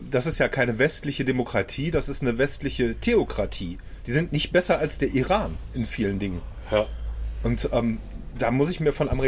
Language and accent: German; Germany; Und ich finde, das ist da, wo wir uns als Deutsche mit einbringen müssen.